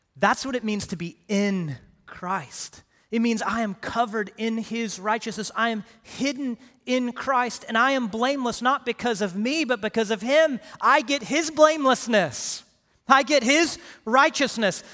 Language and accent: English; Houston, Texas, United States; also born or lived in Paris, Texas / Direct, Texas; I grew up in Houston